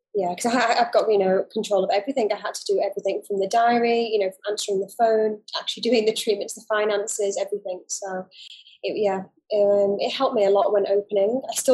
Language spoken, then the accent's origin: English; Dubai, United Arab Emirates; also born or lived in United Kingdom; So I actually grew up in the Middle East. I grew up in Dubai. So I've been here for a long time.